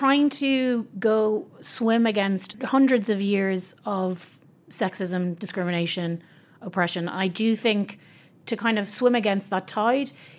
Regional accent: Ireland; I'm Irish

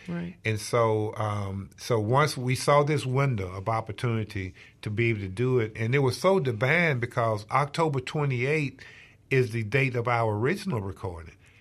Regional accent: Mississippi, United States; we're proud to be Mississippians

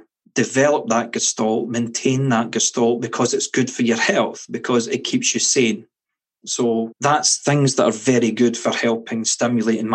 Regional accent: Scotland, United Kingdom; Being Scottish

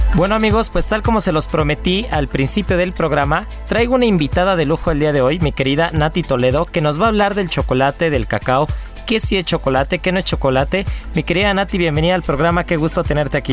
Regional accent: Mexico; como mexicanos

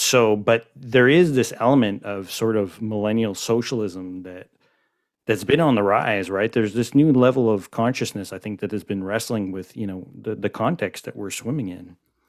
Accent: Montreal, Quebec, Canada; born and raised in Montreal.

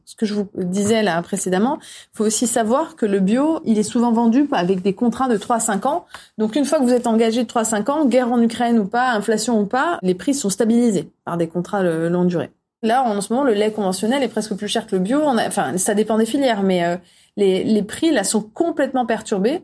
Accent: France; On est français

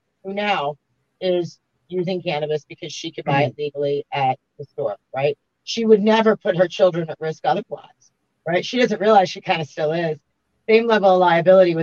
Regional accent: Baltimore, Maryland, United States; I grew up in Baltimore

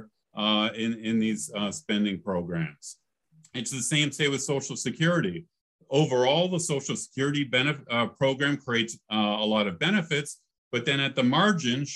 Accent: Canada; now in United States; I grew up in Canada

